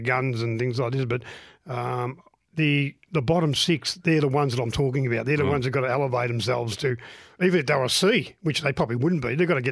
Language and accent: English; Melbourne, Victoria, Australia; I was born in Reservoir, and Reservoir was Collingwood's area back then